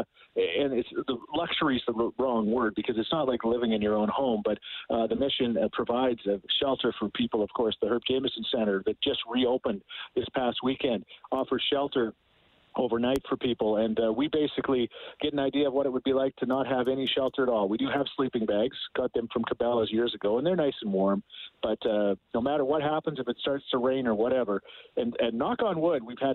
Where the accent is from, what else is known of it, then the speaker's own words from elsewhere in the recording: Thorsby, Alberta, Canada; born in Thorsby, Alberta